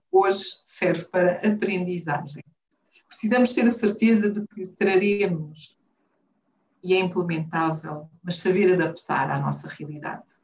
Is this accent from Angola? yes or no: yes; Huambo, Angola; moved away as an adult; now in Luanda, Angola; do Ambo, do Bailundo, cresci no Ambo, saí por volta dos 20 anos, adoro desporto. Voltei para Angola e fiquei em Luanda.